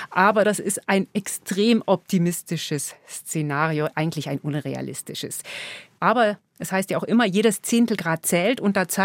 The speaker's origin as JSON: {"language": "German", "country": "Germany", "said": "bei uns in Deutschland"}